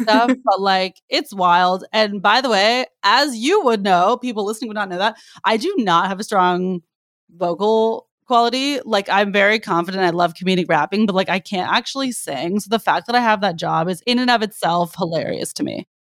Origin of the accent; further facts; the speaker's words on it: the Bay Area, California, United States; now in Los Angeles, United States; I'm originally from the Bay